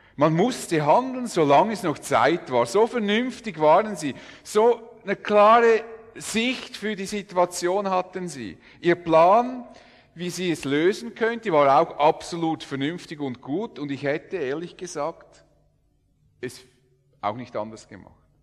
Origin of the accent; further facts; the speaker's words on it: Switzerland; wir Schweizer